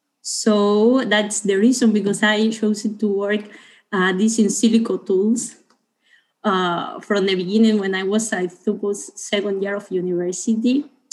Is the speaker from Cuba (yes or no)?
yes; Cuba; English is a second language; now in Italy; So yes, I'm coming from Cuba. I was in Italy, so my project was in Italy.